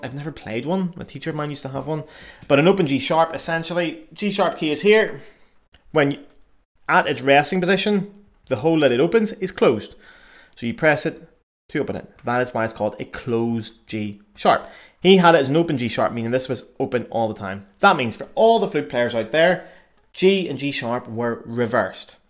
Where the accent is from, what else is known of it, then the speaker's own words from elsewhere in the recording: Belfast, Northern Ireland, United Kingdom; accent: Irish; moved away as an adult; also born or lived in Cardiff, Wales / Paris, France; now in Cologne, Germany; I'm from Belfast. Belfast in the north of Ireland. So I was born there, um, and I grew up in the fruit band tradition originally there.